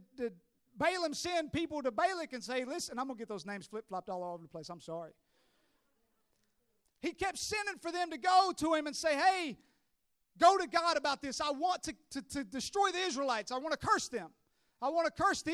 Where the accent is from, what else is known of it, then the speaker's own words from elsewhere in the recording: Tennessee, United States; I'm from Tennessee